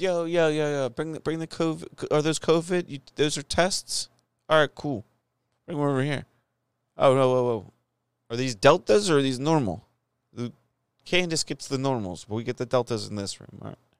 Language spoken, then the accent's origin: English; United States